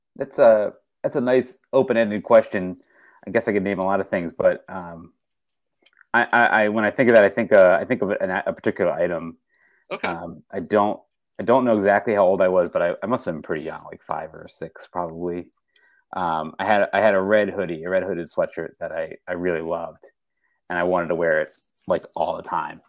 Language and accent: English; west of Philadelphia, Pennsylvania, United States; moved away as an adult; now in Silver Spring, Maryland, United States; I grew up um, west of Philadelphia